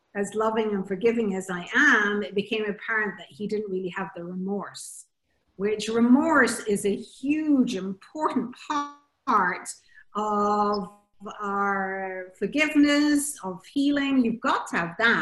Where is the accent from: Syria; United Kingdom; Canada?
United Kingdom; Scotland; also born or lived in Bahamas; now in Jersey; I'm originally Scottish, went to the Bahamas, and I'm speaking to you now on a little tiny island called Jersey in the Channel Islands